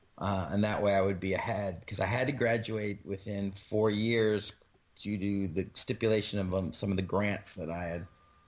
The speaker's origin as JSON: {"language": "English", "town": "Rochester", "region": "New York", "country": "United States", "tie": "born or raised there", "also_born_or_lived": "Dayton, Ohio", "moved": "as an adult", "lives_now": "New Jersey, United States", "said": "Yeah, so I was born in Rochester. I lived there till I was, like, till I turned 18, and then I was gone out of there."}